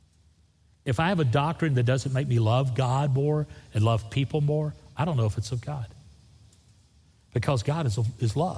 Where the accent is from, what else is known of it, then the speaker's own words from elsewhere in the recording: Florida Panhandle, United States; I grew up on the Gulf Coast of Florida. The Panhandle of Florida is a beautiful place